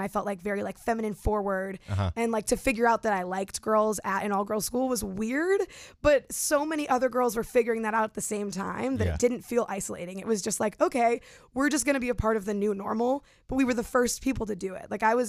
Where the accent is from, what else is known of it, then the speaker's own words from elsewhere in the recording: Cleveland, Ohio, United States; Cleveland, Ohio.